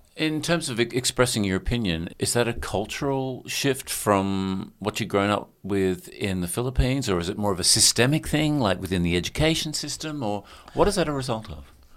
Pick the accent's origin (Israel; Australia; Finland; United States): Australia; what we're used to as Australians